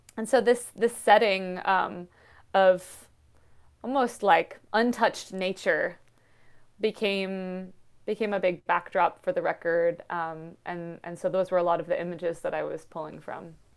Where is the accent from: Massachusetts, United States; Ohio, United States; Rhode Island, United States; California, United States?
Massachusetts, United States; Western; I'm half Indian and grew up in, in Western Mass